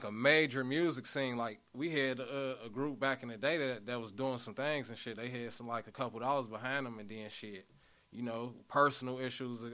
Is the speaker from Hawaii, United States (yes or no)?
no; Kenosha, Wisconsin, United States; also born or lived in Chicago, Illinois / Gary, Indiana; I'm from the K, though. That's where I grew up, high school